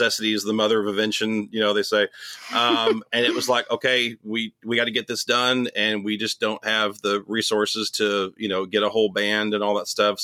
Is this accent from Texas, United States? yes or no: yes; Irving, Texas, United States; moved away as an adult; also born or lived in Nashville, Tennessee; I was born in Irving, born and raised in Irving.